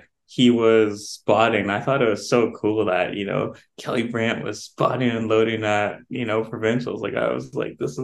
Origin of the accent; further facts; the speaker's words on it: Canada; as a Canadian